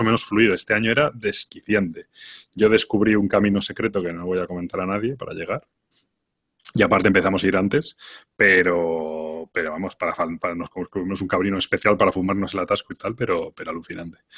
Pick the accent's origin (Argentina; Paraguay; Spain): Spain; nosotros como buenos españoles